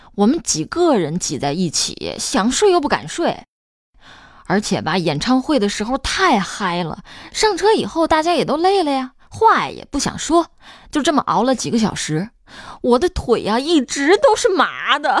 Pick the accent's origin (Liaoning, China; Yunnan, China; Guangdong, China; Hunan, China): Hunan, China; Chenzhou; 我老家在湖南郴州